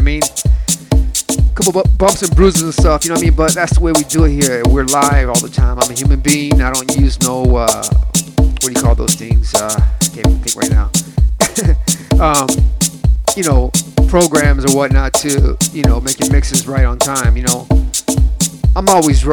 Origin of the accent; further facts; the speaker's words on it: Cleveland, Ohio, United States; I grew up in Cleveland, Ohio, South Lorraine to be exact